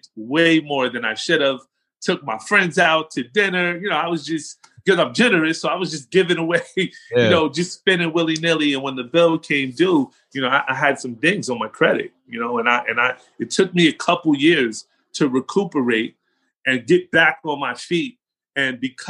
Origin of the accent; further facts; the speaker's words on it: Englewood, New Jersey, United States; accent: New York, New Jersey; moved away as an adult; also born or lived in Atlanta / Aurora, Colorado; the city that I grew up in was Englewood